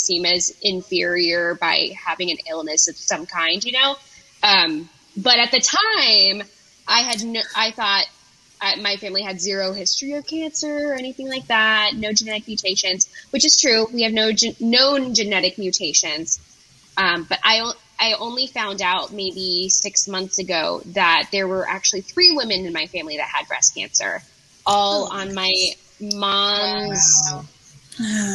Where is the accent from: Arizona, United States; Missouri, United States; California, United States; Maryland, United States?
Maryland, United States; I'm from Maryland